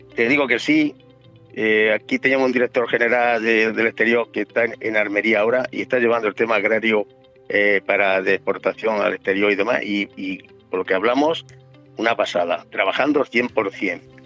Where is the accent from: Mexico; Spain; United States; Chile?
Spain; Andalusia; now in Alicante, Spain; Andalucía, que es mi tierra